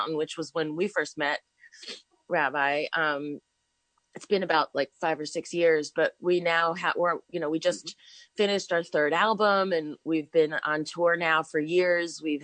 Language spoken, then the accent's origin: English; New York, United States; I was born in New York, and I've always lived in this country